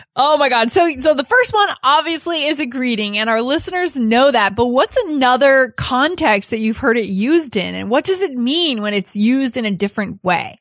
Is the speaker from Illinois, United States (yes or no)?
no; New Hampshire, United States; moved away; also born or lived in New York; I grew up in New Hampshire